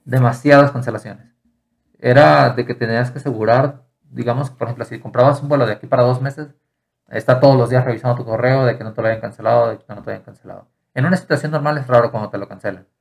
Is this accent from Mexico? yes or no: yes; Mexico; also born or lived in Ireland; Si yo iba como mexicano